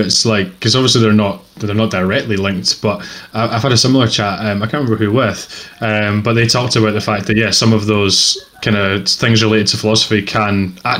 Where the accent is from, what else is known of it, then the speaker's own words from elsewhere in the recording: Edinburgh, Scotland, United Kingdom; accent: Edinburgh; my accent is very Edinburgh and not hugely Scottish, some people might say, but right in the middle of the country.